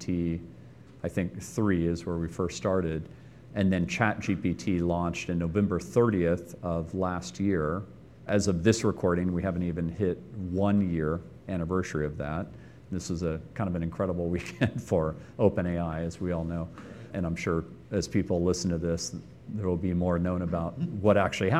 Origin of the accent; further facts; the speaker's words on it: Austin, Texas, United States; moved away as an adult; also born or lived in Silicon Valley; Growing up in Austin